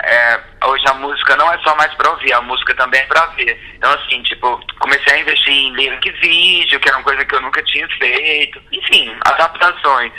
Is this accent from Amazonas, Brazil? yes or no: no; sertão of Ceará, Brazil; Eu já era um cara que vinha do sertão do Ceará